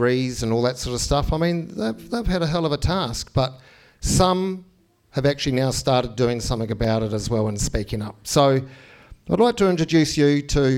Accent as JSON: {"language": "English", "country": "New Zealand", "tie": "born or raised there", "said": "I grew up in New Zealand"}